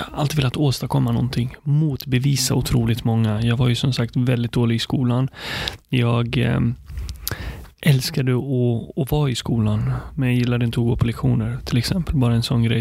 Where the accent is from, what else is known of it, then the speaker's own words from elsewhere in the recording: Sweden; also born or lived in Palestine / Nyköping, Sweden; uppvuxen i Sverige. Jag kom hit när jag var fem år